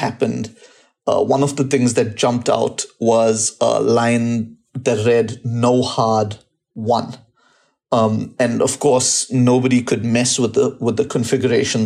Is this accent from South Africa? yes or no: yes; South Africa; I'm from South Africa